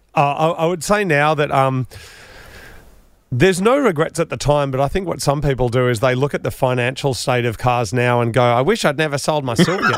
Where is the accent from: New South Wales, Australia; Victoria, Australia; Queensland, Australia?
New South Wales, Australia; Grafton; also born or lived in Tarago, New South Wales; I was born in Grafton, you know, half an hour, 40 minutes out of Grafton City. So you needed cars to get around. I moved to Tarago, which is a little town in between Goulburn and Canberra